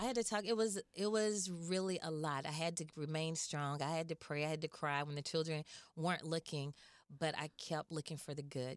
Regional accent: Atlanta, Georgia, United States; I'm actually from Atlanta, Georgia.

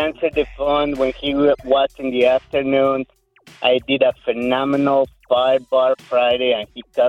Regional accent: Mexico; moved away; I'm from Mexico

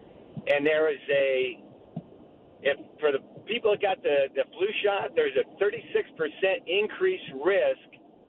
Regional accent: Dayton, Ohio, United States; I'm from Dayton, Ohio, and there's a study that came out from Wright-Patt Air Force Base.

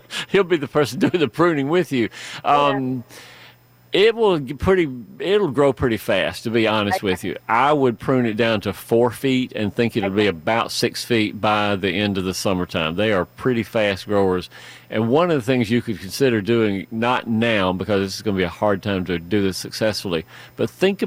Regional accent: Fayette County, Georgia, United States; I spent all of my formative years until I left for college working in this enormous garden and farm that we were raised on in Fayette County

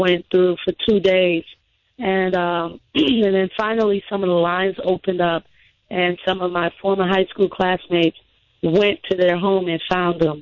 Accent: Bahamas; moved away as an adult; now in Mississippi, United States; I was born and raised in the Bahamas.

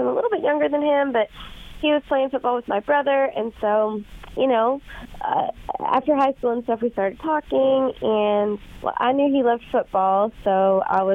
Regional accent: Middletown, Ohio, United States; I'm from Middletown

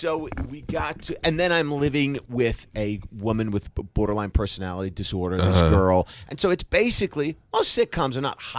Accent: New Jersey, United States; I grew up in Jersey in a junkyard.

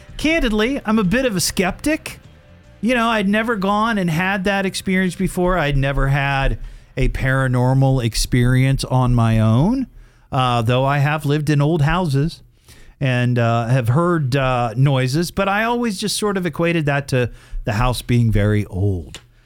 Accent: Dayton, Ohio, United States; we're all from Dayton, Ohio

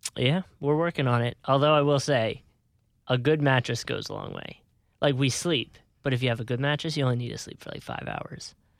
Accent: Philadelphia, Pennsylvania, United States; I'm from Philly

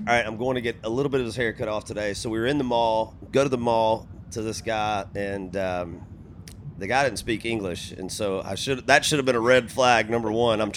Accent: Georgia, United States; My station in my hometown of Georgia

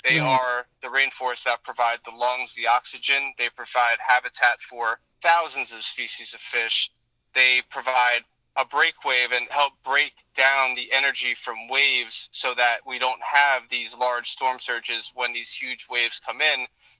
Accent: Florida, United States; growing up in South Florida, we are aware of the situations plaguing our coral reefs.

